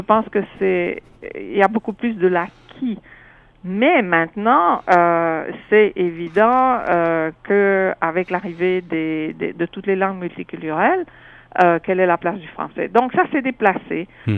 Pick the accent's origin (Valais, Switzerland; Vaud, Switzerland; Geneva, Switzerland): Valais, Switzerland; French-speaking Switzerland, near Sierre; moved away as an adult; also born or lived in Nigeria / Montreal, Canada; now in Toronto, Canada; je viens de Suisse